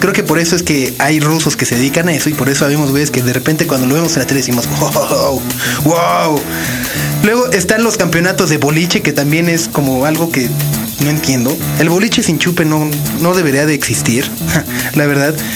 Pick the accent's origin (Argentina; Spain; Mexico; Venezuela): Mexico; como mexicano